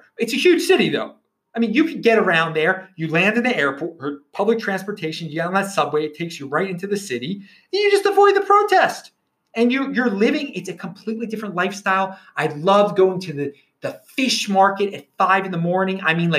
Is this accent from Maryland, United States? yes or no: yes; Baltimore, Maryland, United States; if you're from a city like I am, I'm from the Baltimore area.